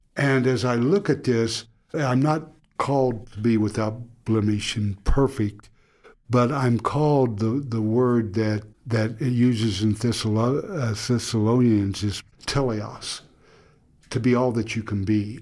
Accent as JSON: {"language": "English", "region": "Oklahoma", "country": "United States", "tie": "born or raised there", "said": "Growing up in Oklahoma"}